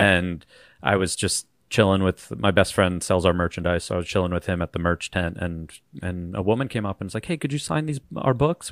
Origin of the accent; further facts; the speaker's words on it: Long Island, New York, United States; I'm from Long Island, which, that's where I'm from